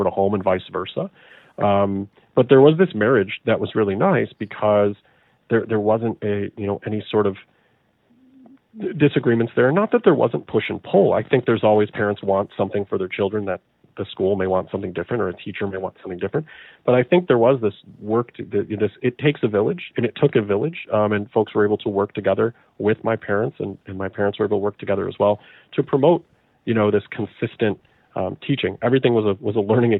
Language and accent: English; Chicago, Illinois, United States; So I'm from Chicago. I'm from the suburbs of Chicago, so a very, very large metro area.